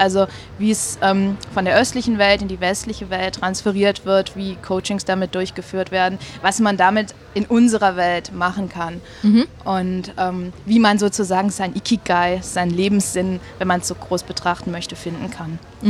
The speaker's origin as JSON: {"language": "German", "country": "Germany", "moved": "as an adult", "lives_now": "Switzerland", "said": "ich komme aus Deutschland und bin jetzt aber in der Schweiz seit fast drei Jahren"}